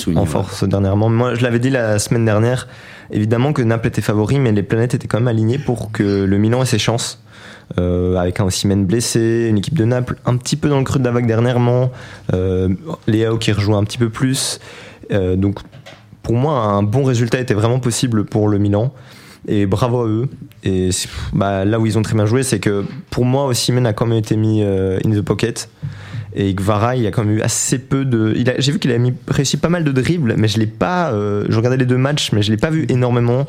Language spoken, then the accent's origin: French; province of Namur, Wallonia, Belgium; je viens de la province de Namur